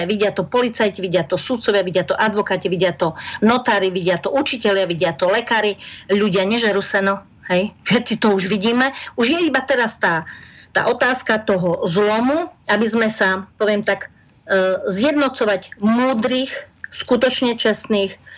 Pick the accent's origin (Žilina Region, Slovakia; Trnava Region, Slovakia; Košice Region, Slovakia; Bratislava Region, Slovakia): Košice Region, Slovakia; Košice; Ja som sa narodil v Košiciach.